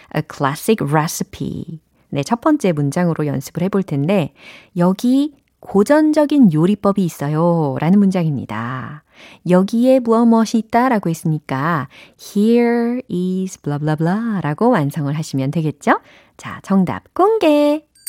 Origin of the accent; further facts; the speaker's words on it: Seoul, South Korea; 저는 서울이라니까요